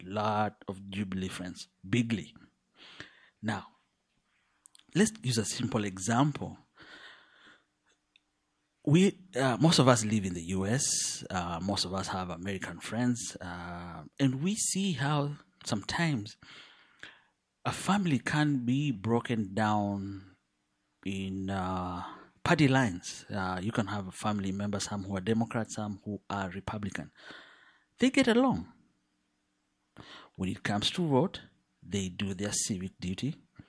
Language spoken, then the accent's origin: English; Western, Kenya; English is a second language; I come from Western Kenya. But I grew up all over. I speak several languages from Kenya, including Kikuyu.